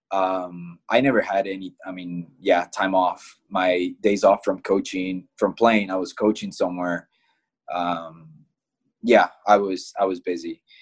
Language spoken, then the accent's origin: English; Midwest, United States; growing up in the Midwest, I think one of the biggest things that you hear about is Creighton soccer camps, right?